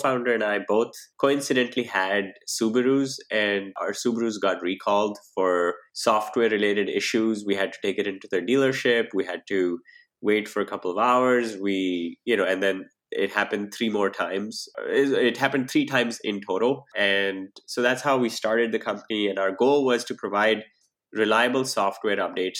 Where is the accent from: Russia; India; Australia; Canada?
India; moved away as an adult; also born or lived in New Delhi, India / Pittsburgh, United States; now in Silicon Valley, United States; So I grew up in India and I've lived in New Delhi